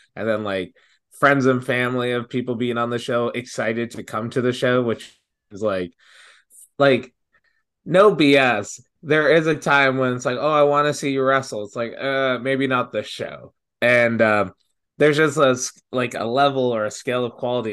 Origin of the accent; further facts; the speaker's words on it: Brampton, Ontario, Canada; I'm from Brampton.